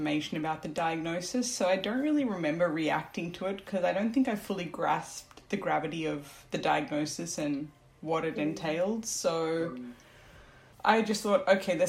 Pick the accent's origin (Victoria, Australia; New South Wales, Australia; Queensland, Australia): Queensland, Australia; Brisbane; also born or lived in Sri Lanka; I was born in Sri Lanka. But we left Sri Lanka when I was 4 months old, and then we only came to Australia when I was 1.5. So I never really was exposed to the Sri Lankan culture. So, you know, it was quite interesting because I grew up here, and when we came to Australia, we were in Brisbane